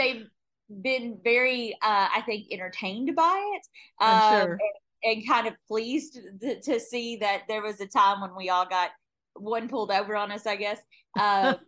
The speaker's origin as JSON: {"language": "English", "region": "Kentucky", "country": "United States", "also_born_or_lived": "Phoenix, Arizona", "moved": "yes", "said": "I'm from Kentucky originally"}